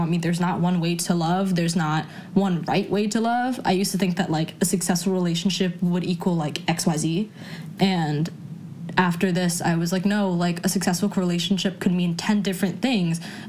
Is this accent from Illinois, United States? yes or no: no; New York City, New York, United States; I was raised in New York City and, like, Brooklyn in particular